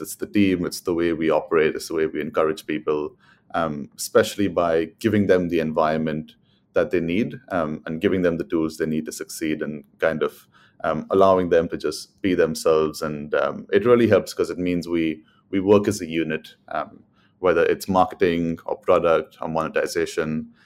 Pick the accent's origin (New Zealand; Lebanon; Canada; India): India; Mumbai, Maharashtra; moved away as an adult; also born or lived in London, United Kingdom; now in United Kingdom; I'm from Mumbai in India. I moved to the U K in two thousand and fourteen to study economics